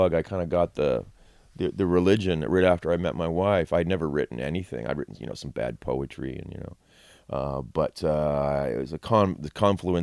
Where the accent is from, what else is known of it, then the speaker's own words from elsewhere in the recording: Chatham, Ontario, Canada; moved away as an adult; also born or lived in Texas; now in Toronto, Canada; I grew up in Chatham, went to high school there and then went to U of T